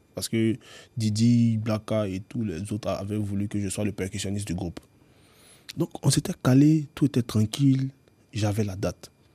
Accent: Abidjan, Côte d’Ivoire; Je nais à Abidjan

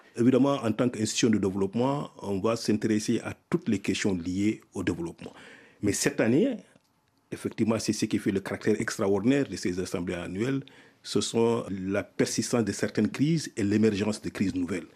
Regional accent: Mauritania; moved away as an adult; also born or lived in Senegal; j'ai fait mon primaire, mon secondaire dans mon pays natal, la Mauritanie.

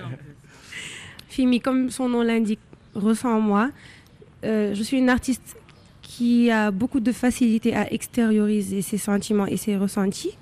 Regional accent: Senegal; je suis sénégalaise, je suis née, j'ai grandi au Sénégal

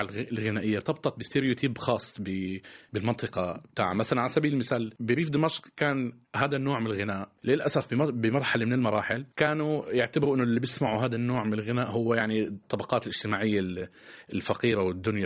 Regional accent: Palestine; also born or lived in Syria; now in France; أنا كفلسطيني

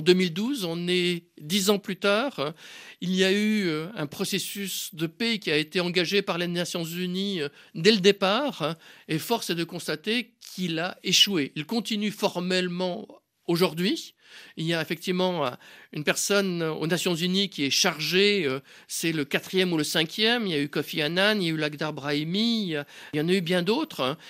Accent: Switzerland; je suis suisse.

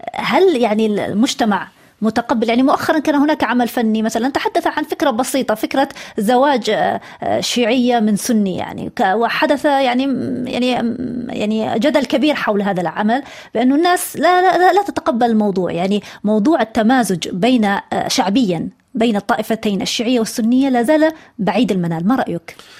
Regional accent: Eastern Province, Saudi Arabia; انا انا ابنه المنطقه الشرقيه

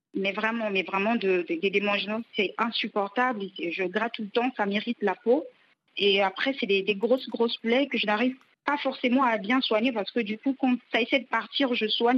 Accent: Pointe-Noire, Republic of the Congo; d'Afrique, de chez moi au Congo

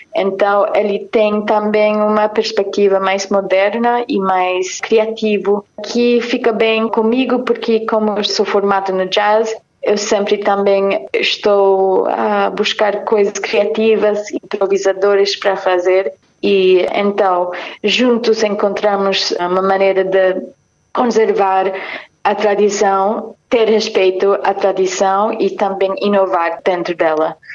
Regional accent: New York, United States; Portuguese is a second language; also born or lived in Cape Verde / Paris, France; lá no meu país, que é os Estados Unidos

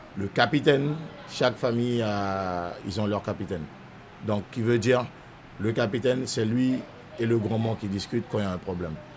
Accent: Saint-Laurent-du-Maroni, French Guiana; Je suis né à Saint-Laurent-du-Maroni, grandi à Saint-Laurent-du-Maroni

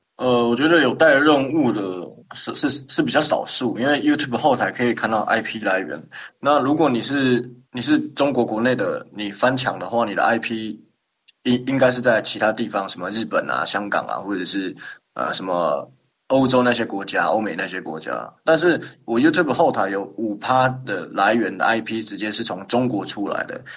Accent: Taiwan; 我们台湾人

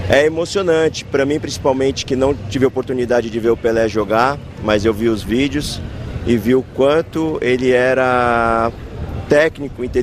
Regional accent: Jundiaí, São Paulo, Brazil; Nós somos de Jundiaí, sou de Jundiaí, interior de São Paulo, fica a duas horas daqui de Santos.

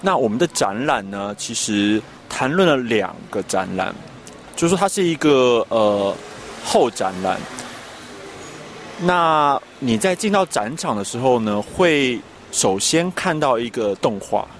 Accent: Taiwan; 那我是来自台湾的艺术家，但是近几年就是在台北跟德国的柏林发展。

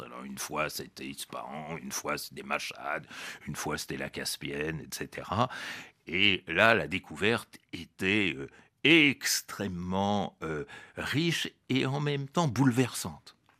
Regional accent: France; que je m'intègre totalement dans la société française

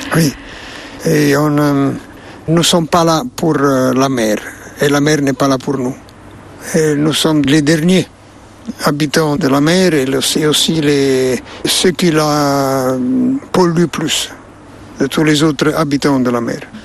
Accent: Naples, Campania, Italy; French is a second language; ma ville natale, Napoli

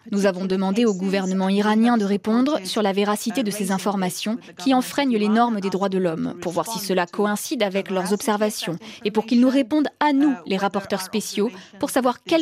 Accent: Iran; Je suis originaire d'Iran et ces uh, questions m'intéressent particulièrement.

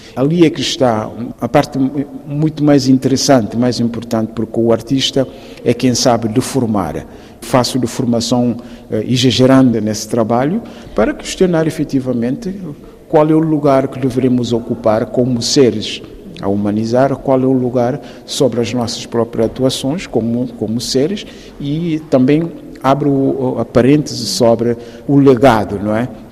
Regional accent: Guinea-Bissau; moved away

